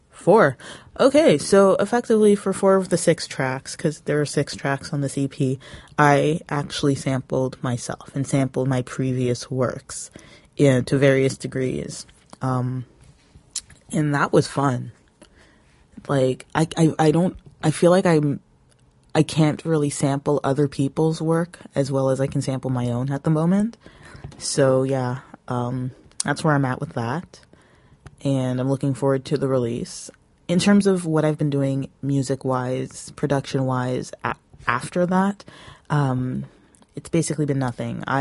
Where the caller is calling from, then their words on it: Toronto, Ontario, Canada; I am coming from the Toronto area